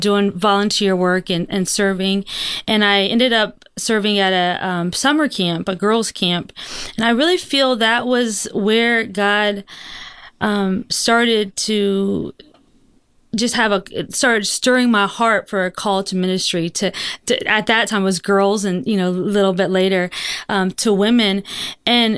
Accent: Florida, United States; I was born and raised in Florida

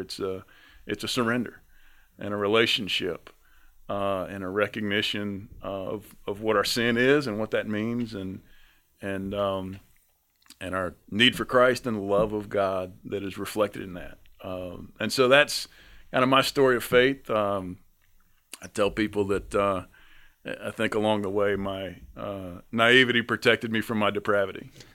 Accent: North Carolina, United States; I'm from North Carolina

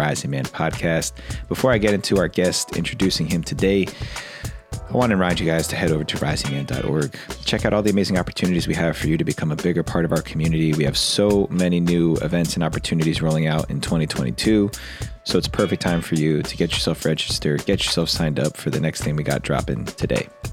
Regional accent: near Clifton, New Jersey, United States; accent: East Coast; moved away; live from Clifton, New Jersey, close to my hometown

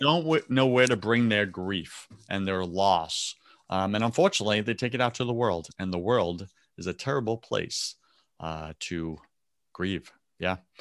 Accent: New York, United States; I'm from New York

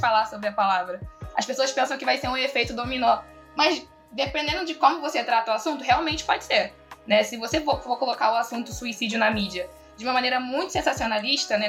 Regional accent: Rio de Janeiro, Brazil; sou do Rio das Pedras, sabe? Aquele lugar onde tinha um castelo

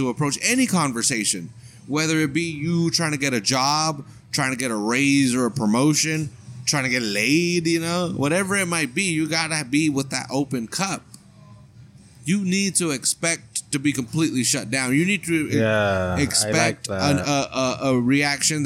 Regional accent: United States; we're Americans

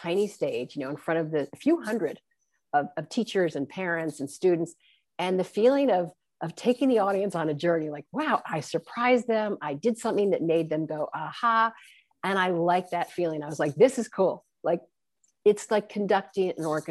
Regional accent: New York City, New York, United States; I actually grew up in Manhattan.

